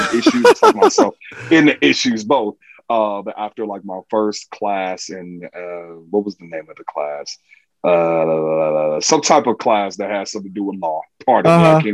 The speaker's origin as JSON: {"language": "English", "town": "Chicago", "region": "Illinois", "country": "United States", "tie": "born or raised there", "also_born_or_lived": "New York", "moved": "as an adult", "lives_now": "Los Angeles, United States", "said": "born and raised Chicago, Illinois"}